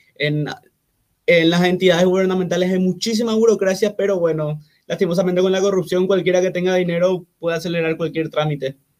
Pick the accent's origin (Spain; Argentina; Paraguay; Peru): Paraguay; soy un chico de 18 años de Paraguay